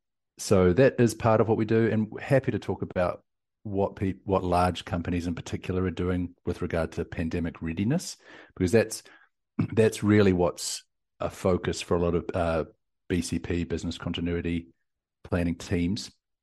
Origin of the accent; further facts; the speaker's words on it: South Island, New Zealand; now in Austin, United States; You hear from my accent and lingo, I guess, the things that I say. But I'm from New Zealand, down from the deep south, but currently in Austin, Texas.